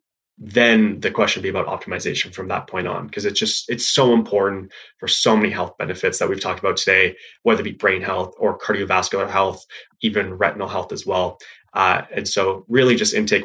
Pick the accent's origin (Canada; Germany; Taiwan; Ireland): Canada; being Canadian, I didn't actually play football growing up, but as Jonathan mentioned, I played ice hockey